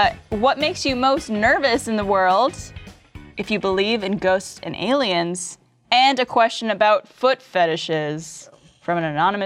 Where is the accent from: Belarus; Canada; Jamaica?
Canada